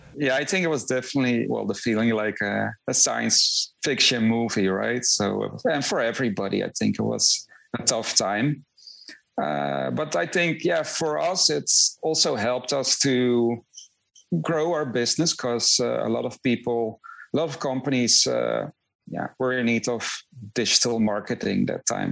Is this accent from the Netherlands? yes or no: yes; Netherlands; moved away as an adult; also born or lived in Rotterdam; now in Miami, United States; I'm originally from the Netherlands, so uh, I, I, yeah I lived in uh, in Rotterdam